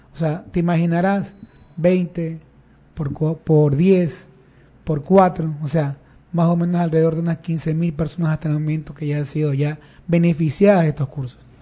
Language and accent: Spanish; Guayaquil, Guayas, Ecuador; nací en el Distrito 1, eh, soy de la cooperativa Claveles 2, Nací en la cooperativa Esmeralda Chiquito, en el sector de las Malvinas. Eh, me he criado ahí toda mi vida